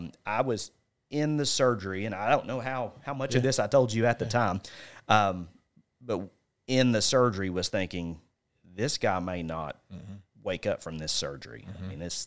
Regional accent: Paragould, Arkansas, United States; Green County Tech, born and raised in Paragould.

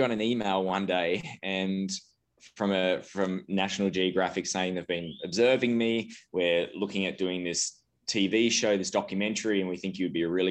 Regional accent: Australia; moved away as an adult; now in Aspen, United States; I'm originally from Australia. I now live in Aspen, Colorado. I moved over 5 years ago for business

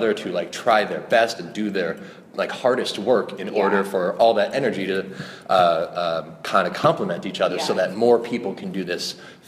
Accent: Long Island, New York, United States; accent: New York; because I'm from Long Island and I had an awful New York accent and I mumbled and I spoke really fast and I was just incomprehensible.

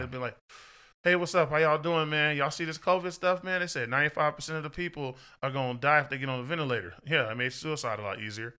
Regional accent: Texas, United States; I'm from Texas

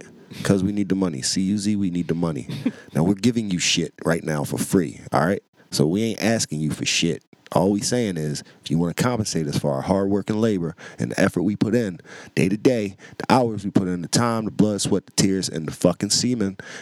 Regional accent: United States; I'm American

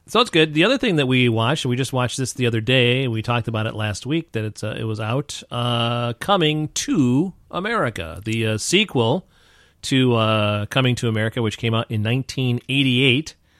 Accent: New York, United States; I grew up in New York and had a lot of, uh, you know, black and Puerto Rican friends

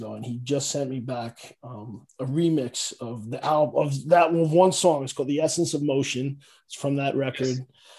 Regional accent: New York City, New York, United States; I'm from Staten Island, but hey, that's what happens. When you're born there

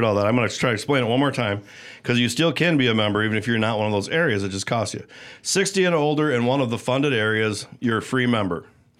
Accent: South Haven, Michigan, United States; I'm from South Haven

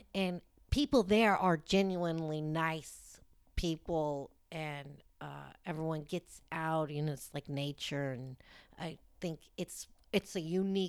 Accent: South Lake Tahoe, California, United States; moved away as an adult; also born or lived in Los Angeles, California; now in Sacramento, United States; No, I'm from Lake Tahoe, actually.

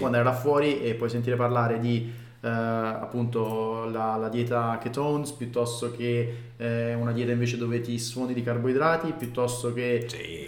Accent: Rome, Lazio, Italy; noi siamo cresciuti a Roma

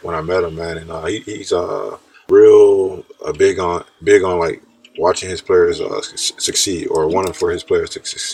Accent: Stone Mountain, Georgia, United States; born or raised there; moved away as an adult; also born or lived in Jacksonville, North Carolina / Sarasota, Florida; now in Japan

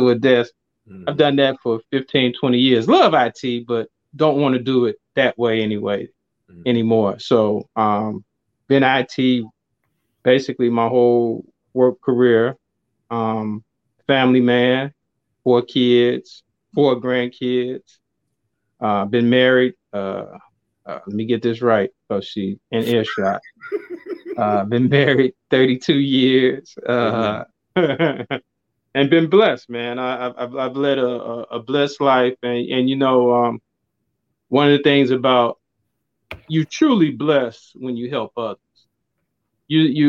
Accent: Chicago, Illinois, United States; I'm from the Chicagoland area, born and raised

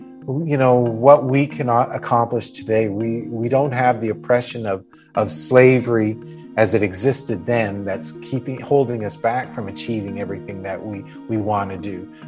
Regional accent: Dresden, Ontario, Canada; when I grew up here in Dresden

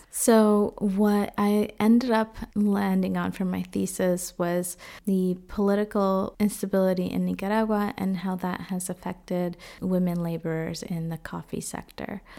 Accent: Boston, Massachusetts, United States; moved away as an adult; also born or lived in Dominican Republic; now in Freiburg, Germany; I grew up in Boston, but was born in the Dominican Republic. And right now, I am living in Freiburg, Germany.

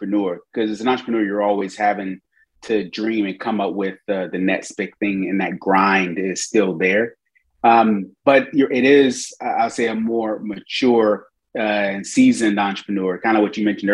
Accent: Decatur, Georgia, United States; moved away as an adult; now in Durham, United States; I'm a Georgia boy, you know, from Decatur, Georgia, right outside Atlanta. So, you know, growing up in Atlanta in the 80s

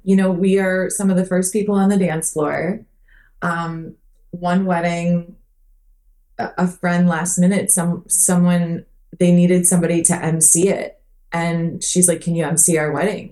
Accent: Minnesota, United States; also born or lived in Phoenix Scottsdale area, Arizona; now in Arizona, United States; where I grew up in Minnesota

